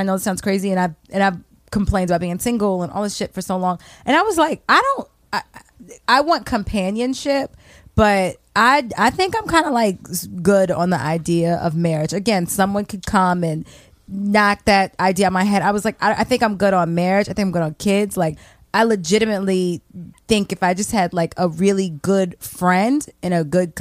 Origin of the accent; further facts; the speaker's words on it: Baltimore, Maryland, United States; I'm from Baltimore. I'm a Baltimorean